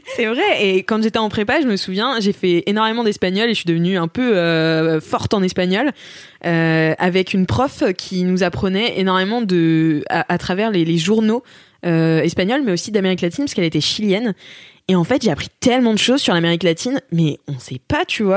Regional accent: France; en tant que française

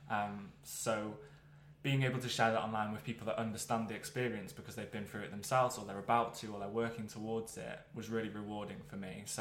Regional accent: Wales, United Kingdom; I, so I grew up in North Wales. Probably quite important to mention that.

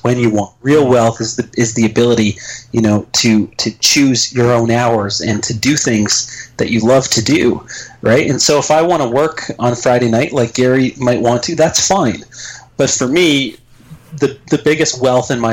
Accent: Canada; I'm Canadian

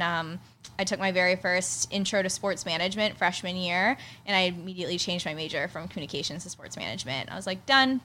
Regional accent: Pittsburgh, Pennsylvania, United States; moved away as an adult; now in San Diego, United States; I grew up in Pittsburgh, which is a huge, huge sports town

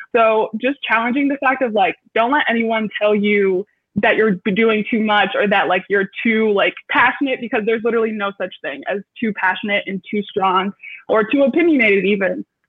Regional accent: Detroit, Michigan, United States; moved away as an adult; now in Chicago, United States; I'm from Metro Detroit, even though I am currently in Chicago

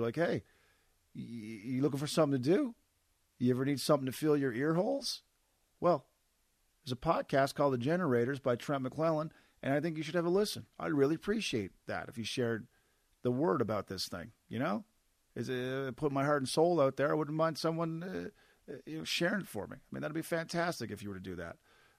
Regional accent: East Coast, Canada; I'm from the East Coast, where like rain was just part of most weeks, so I've kind of adjusted.

